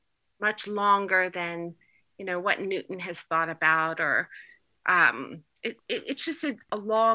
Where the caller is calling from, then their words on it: Turkey; I'm calling in from Turkey.